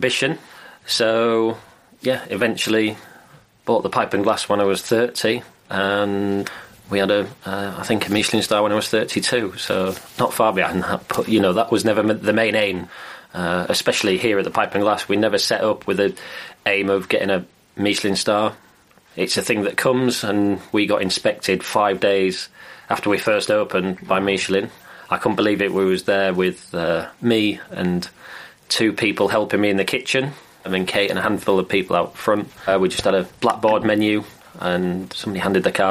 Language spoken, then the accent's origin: English; Filey, Yorkshire and the Humber, United Kingdom; I was brought up in Filey on the North Yorkshire coast